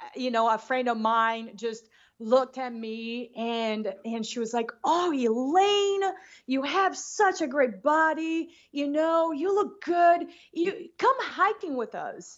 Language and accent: English; Rio de Janeiro, Brazil; English is a second language; moved away as an adult; also born or lived in Boston; now in Bend, Oregon, United States; I grew up in Rio de Janeiro.